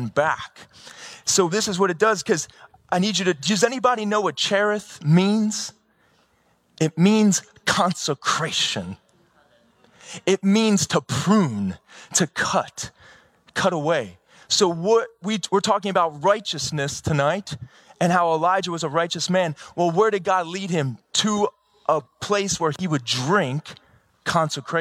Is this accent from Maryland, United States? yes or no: yes; Baltimore, Maryland, United States; I'm from Baltimore